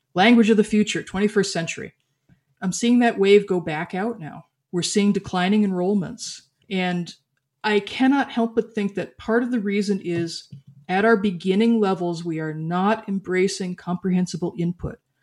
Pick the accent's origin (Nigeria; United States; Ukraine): United States; I am culturally American